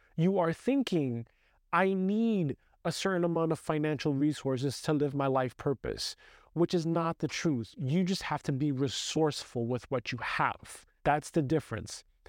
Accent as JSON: {"language": "English", "town": "New York City", "region": "New York", "country": "United States", "tie": "born or raised there", "said": "growing up in Brooklyn"}